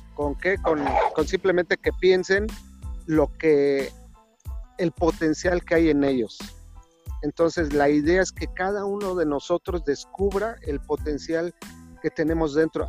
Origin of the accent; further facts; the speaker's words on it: Mexico City, Mexico; Yo nací en una zona marginada de la ciudad de Azcapotzalco, en el antes Distrito Federal, ahora Ciudad de México